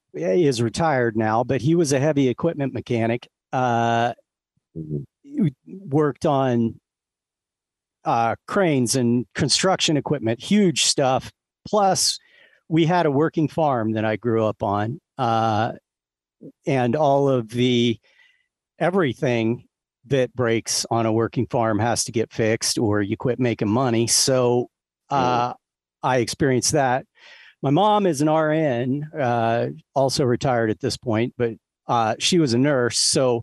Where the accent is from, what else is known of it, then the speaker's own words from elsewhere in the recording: Ohio, United States; now in Las Vegas, United States; Nope. Southeast Ohio, the part of Ohio where you have to say it like that.